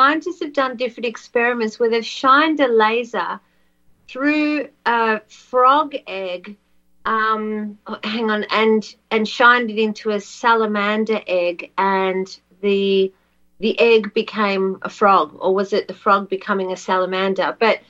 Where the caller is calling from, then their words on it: Australia; because I'm ringing from Australia